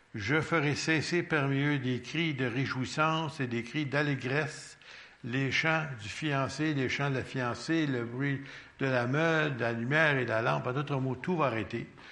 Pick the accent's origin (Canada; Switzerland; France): Canada; Quebec; on est québécois.